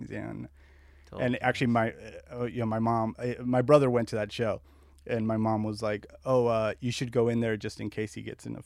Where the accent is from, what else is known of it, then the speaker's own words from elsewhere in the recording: La Puente, California, United States; also born or lived in Azusa / Covina / West Covina / Argentina; So mostly, I grew up in La Puente, Azusa, Covina, West Covina. We moved around a lot, and then uh, we moved to Argentina. My family's from Argentina, so.